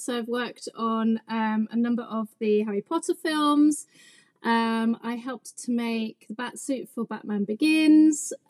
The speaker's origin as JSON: {"language": "English", "region": "England", "country": "United Kingdom", "also_born_or_lived": "London", "said": "I'm English."}